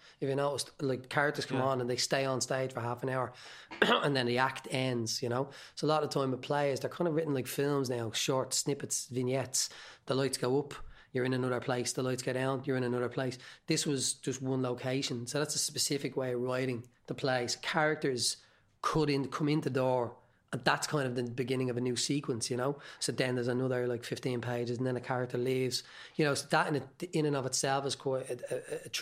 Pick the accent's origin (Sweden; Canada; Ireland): Ireland; Dublin, Leinster; I'm from Tala